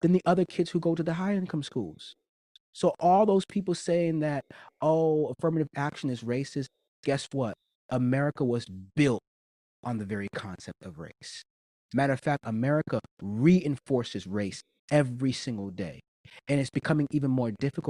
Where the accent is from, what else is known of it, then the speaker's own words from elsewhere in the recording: New York City, New York, United States; I grew up in New York, right? But I had to go to the school that was zoned in my zip code. Even though I lived in the city